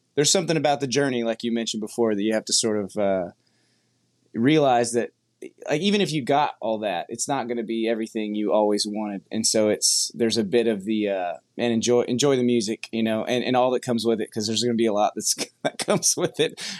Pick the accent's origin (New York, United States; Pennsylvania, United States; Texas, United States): Texas, United States; Brazosport area, Gulf Coast; also born or lived in New Jersey; we both grew up we spent we spent all of our childhood in uh, down on the uh, Gulf Coast, so the Brazosport area